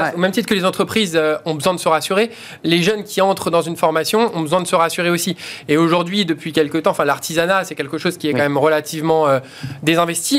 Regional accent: Vitry-sur-Seine, Île-de-France, France; j'ai grandi à Vitry-sur-Seine

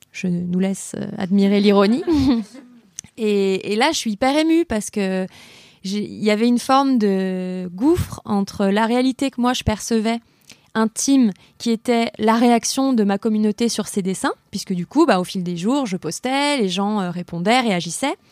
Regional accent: Lyon, Auvergne-Rhône-Alpes, France; je suis lyonnaise

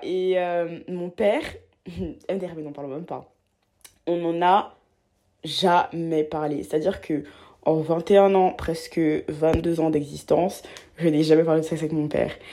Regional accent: Abidjan, Côte d’Ivoire; moved away; j'ai grandi à Abidjan, en Côte d'Ivoire, euh, en Afrique de l'Ouest

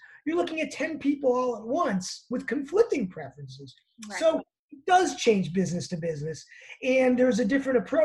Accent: Chicago, Illinois, United States; I'm from Chicago, so I call it pop

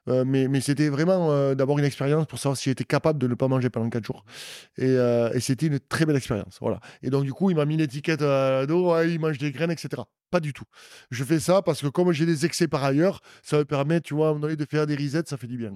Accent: Auch, Occitania, France; also born or lived in Agen; je suis né à Auch donc je suis un vrai, un vrai un vrai gersois, et mes parents sont de là.

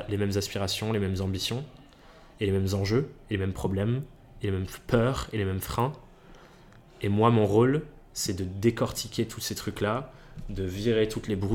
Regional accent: England, United Kingdom; Je suis même pas italien, je suis anglais

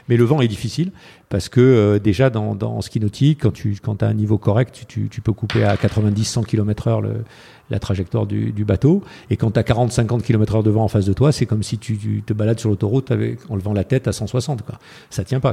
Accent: France; je suis un Français

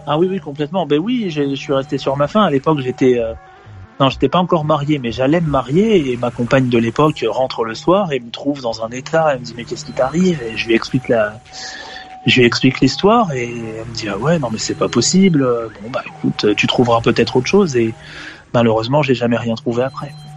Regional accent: Bayeux, Normandy, France; also born or lived in Caen / Paris; Moi, je suis originaire de Bayeux. Je suis né à Bayeux.

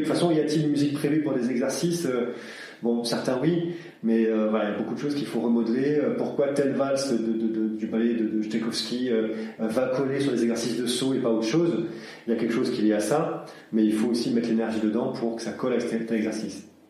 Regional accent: Aix-en-Provence, Provence-Alpes-Côte d'Azur, France; also born or lived in Sweden; originaire de Suède, mais euh, j'ai grandi à Aix-en-Provence, autour d'Aix-en-Provence depuis de nombreuses années

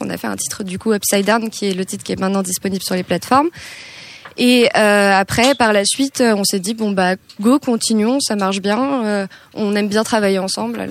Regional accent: Hauts-de-Seine, Île-de-France, France; moi j'ai grandi en ile de france dans le 92

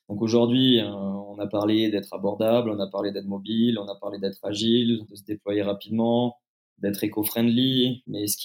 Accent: France; pour moi fait sens parce que encore une fois je suis je suis français.

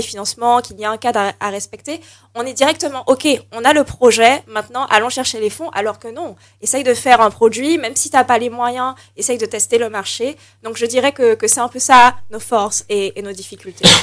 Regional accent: Martinique; on est martiniquais

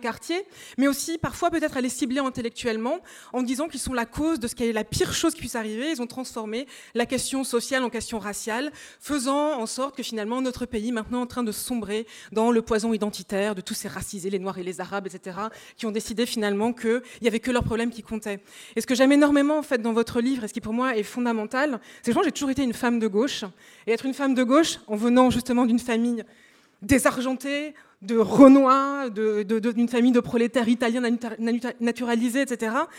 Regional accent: Amiens, Hauts-de-France, France; j'ai grandi, je suis noire, je viens d'une famille sans argent, ça veut dire que je viens des quartiers nord d'Amiens

